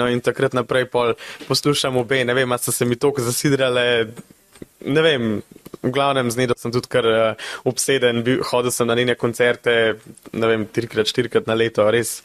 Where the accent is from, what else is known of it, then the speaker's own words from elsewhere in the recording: Besnica, Upper Carniola, Slovenia; v mojem domačem kraju v Besnici